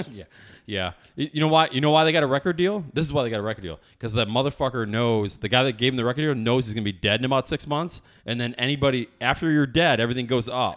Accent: upstate New York, United States; born or raised there

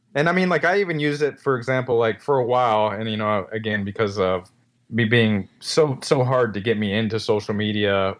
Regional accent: Destin, Florida, United States; also born or lived in California; now in Tennessee, United States; my hometown in, uh, Destin, Fort Walton Beach, Florida

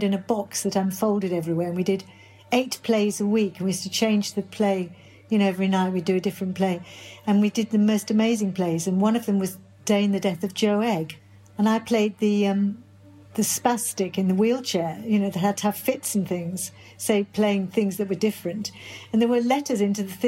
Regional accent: Birmingham, West Midlands, United Kingdom; moved away; I come from Birmingham

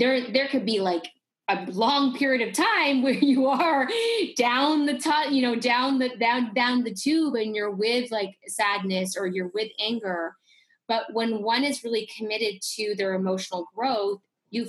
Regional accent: Canada; I grew up in Canada

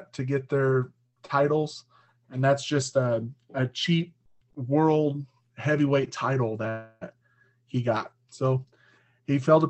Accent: Arkansas, United States; also born or lived in Missouri; now in Lawrence, Kansas, United States; I'm 32. I grew up in Arkansas

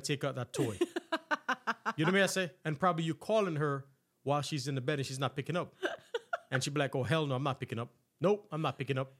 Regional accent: Jamaica; I'm Jamaican.

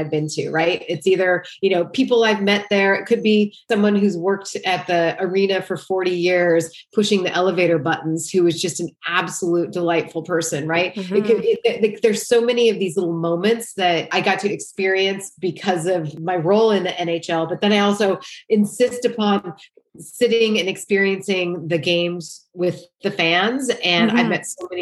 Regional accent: Great Falls, Montana, United States; moved away as an adult; also born or lived in Boulder, Colorado; I grew up in Great Falls, Montana

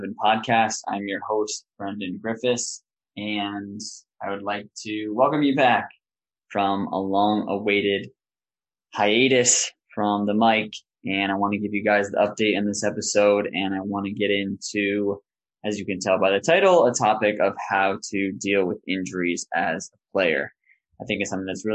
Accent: New York, United States; also born or lived in Denmark; my hometown

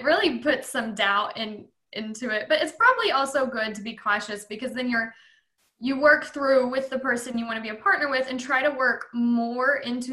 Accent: Bells, Texas, United States; also born or lived in Florida / Oklahoma; I'm in a practice in my hometown

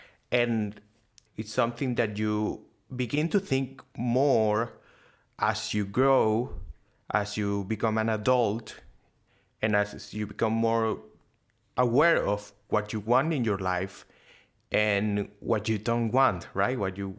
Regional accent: Venezuela; now in Argentina; No, in Venezuela.

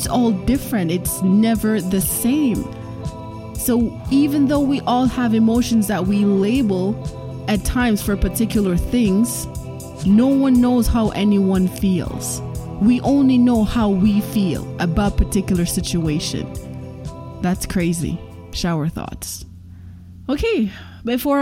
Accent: Jamaica; first language Jamaican Patois; I am Jamaican, and they have a lot of Jamaican patois saying. So I am going to be saying this in my native tongue

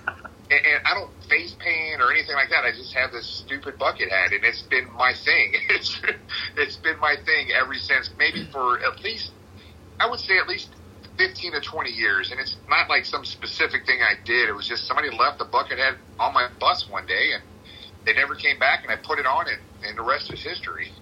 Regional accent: Cincinnati, Ohio, United States; born and raised in Cincinnati. My city, my team

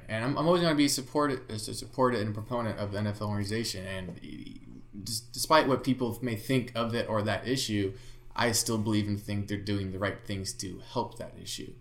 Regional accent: Bay Area, California, United States; I was born in the Bay Area, so I grew up a Niner fan

